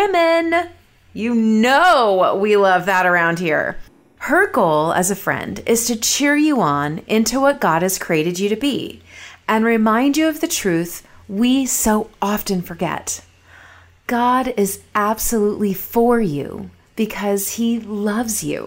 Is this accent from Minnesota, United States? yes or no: yes; Minnesota, United States; live in Minneapolis, Minnesota. Yep, my home state